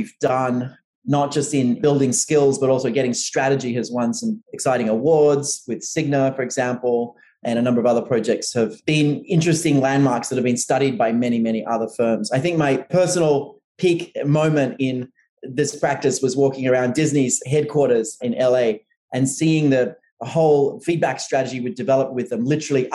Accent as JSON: {"language": "English", "country": "Australia", "moved": "as an adult", "lives_now": "New York, United States", "said": "as an Australian who moved to New York"}